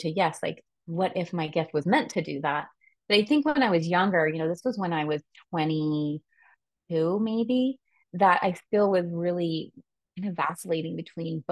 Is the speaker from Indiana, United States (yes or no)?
no; California, United States; I am from California